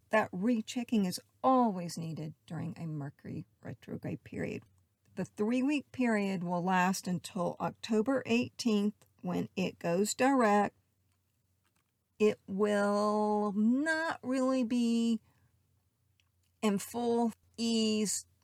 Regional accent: the South, United States; I was raised in the South. I know I don't really have the accent, it was beat out of me in acting school only when I get slightly emotionally upset

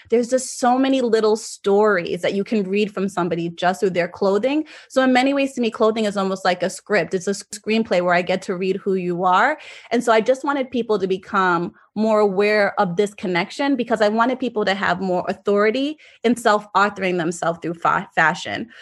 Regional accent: South Florida, United States; moved away as an adult; also born or lived in Jamaica; now in New York, United States; I'm actually Jamaican and I grew up in South Florida, but I have lived in New York for almost fifteen years now

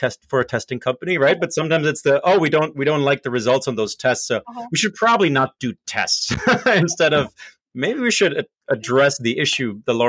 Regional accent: Germany; moved away; I grew up in Germany where we have a tremendous amount of trade schools and opportunities there

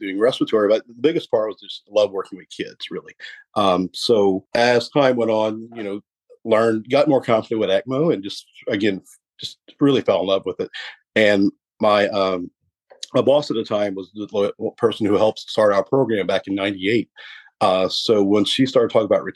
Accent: Cut Off, Louisiana, United States; am from Cutoff, Louisiana, originally, way down there.

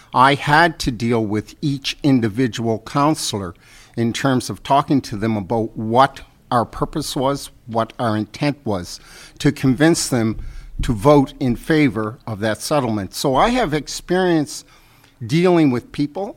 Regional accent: Halifax, Nova Scotia, Canada; also born or lived in Africville; I grew up in Uniac Square

